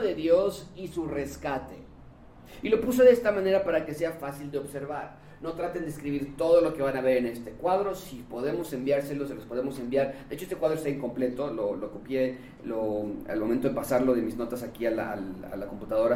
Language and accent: Spanish; Mexico; los mexicanos leemos 3.4 libros al año